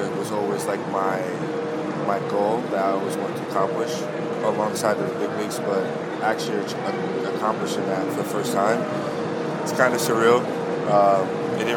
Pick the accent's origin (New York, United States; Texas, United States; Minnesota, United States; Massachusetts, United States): New York, United States; New York City; also born or lived in Flushing, New York; I grew up in Brooklyn, New York, but I went to high school in Flushing